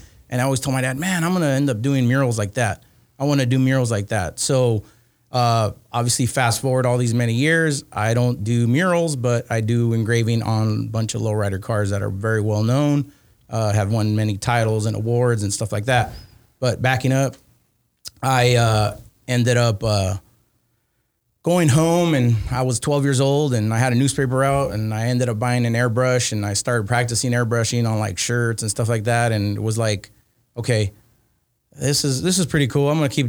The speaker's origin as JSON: {"language": "English", "country": "Argentina", "said": "I'm originally from Argentina, from South America."}